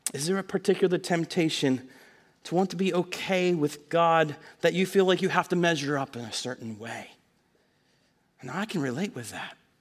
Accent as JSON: {"language": "English", "area": "Snyder County", "region": "Pennsylvania", "country": "United States", "tie": "born or raised there", "said": "growing up in Snyder County, which is about an hour north and a little west of here"}